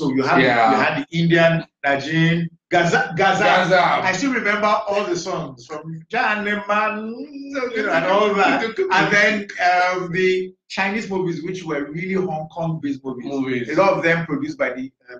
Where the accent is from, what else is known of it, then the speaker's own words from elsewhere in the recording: Badagry, Lagos, Nigeria; I grew up in Badagry, in primary school, secondary school. I went to a boarding school, Lagos State Model College